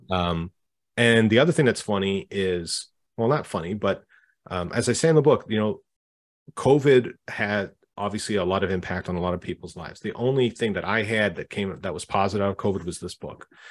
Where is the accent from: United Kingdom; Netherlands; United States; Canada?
Canada; I'm Canadian myself